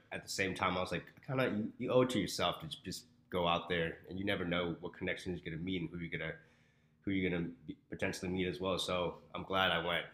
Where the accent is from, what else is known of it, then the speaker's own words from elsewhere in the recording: Houston, Texas, United States; moved away as an adult; now in Arizona, United States; I am from Houston, Texas